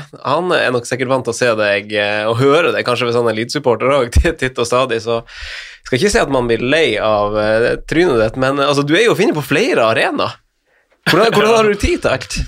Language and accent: Norwegian; Finnsnes, Troms, Norway; jeg er jo fra Finnsnes